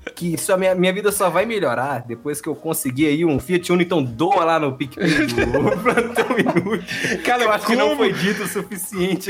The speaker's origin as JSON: {"language": "Portuguese", "town": "Juiz de Fora", "region": "Minas Gerais", "country": "Brazil", "said": "Eu sou Juiz de Fora"}